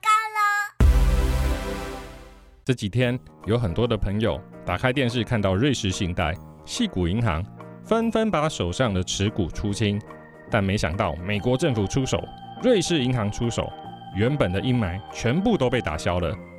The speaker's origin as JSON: {"language": "Chinese", "country": "Taiwan", "said": "我们台湾人"}